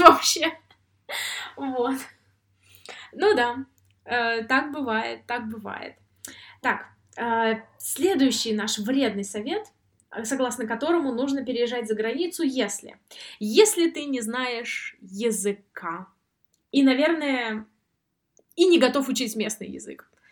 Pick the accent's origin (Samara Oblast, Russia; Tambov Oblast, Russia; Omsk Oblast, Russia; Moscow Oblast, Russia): Samara Oblast, Russia; Samara; now in Sweden; А я сама из Самары, и я занималась в этнографическом музее